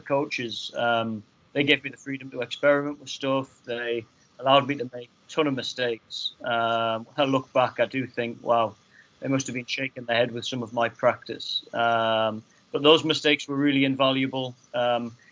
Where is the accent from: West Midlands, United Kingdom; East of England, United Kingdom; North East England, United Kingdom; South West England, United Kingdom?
North East England, United Kingdom; Hexham; growing up in Hexham